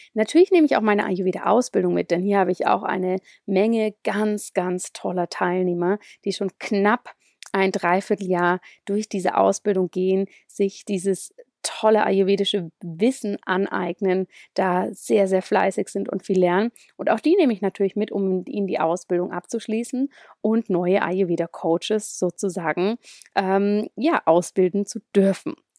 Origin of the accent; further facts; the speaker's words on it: Zurich, Switzerland; ziemlich viel immer von Zürich aus gearbeitet, meinem Heimatort